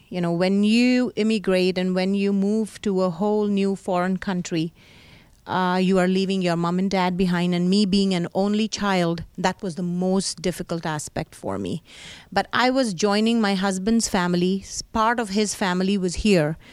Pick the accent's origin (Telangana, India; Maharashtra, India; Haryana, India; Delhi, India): Delhi, India; New Delhi; moved away as an adult; now in Pittsburgh, United States; I was born in New Delhi, India. I grew up in a small, uh, neighborhood